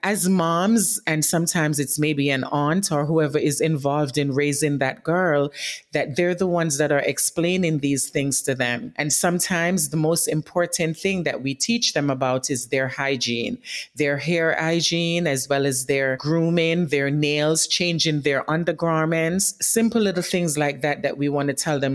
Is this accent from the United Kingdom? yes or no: no; Jamaica; now in New York City, United States; I grew up in Jamaica as a young girl